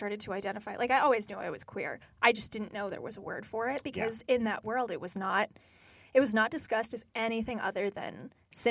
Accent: United States; I'm very unique as an American child

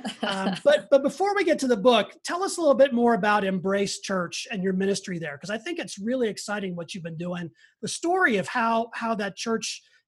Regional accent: Western Pennsylvania, United States; I'm from Western Pennsylvania

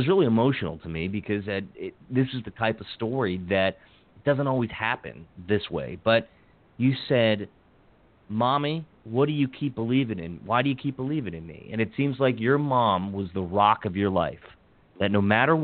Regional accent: Washington County, Maryland, United States; I grew up in Washington County, Maryland

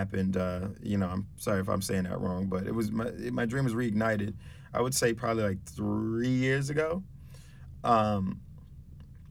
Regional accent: New York City, New York, United States; moved away as an adult; also born or lived in Albany, New York; I'm from the Bronx, and I came upstate to go to college

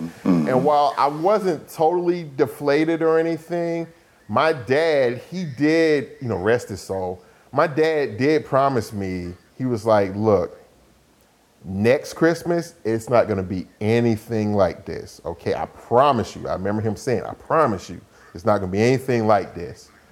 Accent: Atlanta, Georgia, United States; also born or lived in Decatur, Georgia; we moved from East Atlanta to actually out to Decatur, out in the suburbs

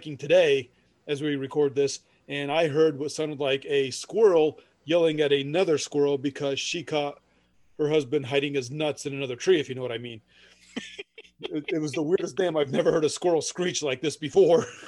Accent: Parke County, Indiana, United States; we grew up in Park County, so of course we know that area

